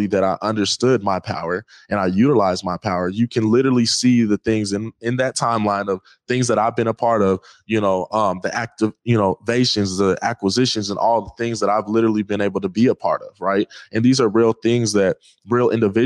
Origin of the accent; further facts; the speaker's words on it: Seattle, Washington, United States; growing up in the Seattle school districts